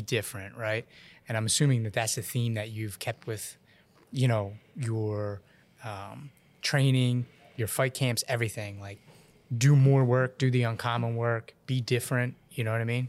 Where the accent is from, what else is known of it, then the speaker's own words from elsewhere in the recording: Ontario, Canada; I'm from Fronton, Ontario